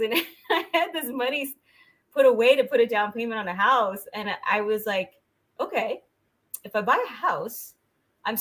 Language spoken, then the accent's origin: English; San Jose, California, United States; moved away as an adult; now in Southern California, United States; I'm from Northern California. I'm from San Jose.